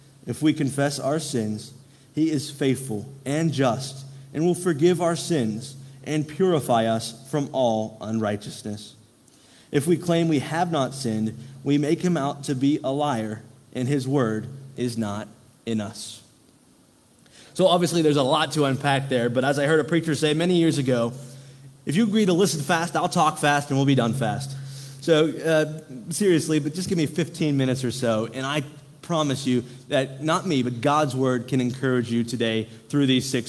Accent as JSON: {"language": "English", "area": "Derry Township", "region": "Pennsylvania", "country": "United States", "tie": "born or raised there", "lives_now": "Greensburg, United States", "said": "I grew up in Derry Township"}